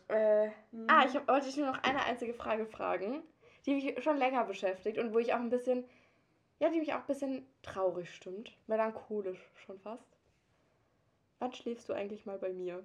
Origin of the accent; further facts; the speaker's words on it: Durlach-Aue, Baden-Württemberg, Germany; ich komme eigentlich aus Dudach Aue